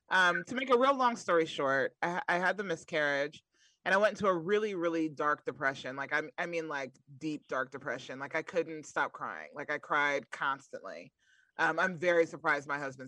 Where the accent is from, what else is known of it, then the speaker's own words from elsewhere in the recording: New York, United States; I was growing up in New York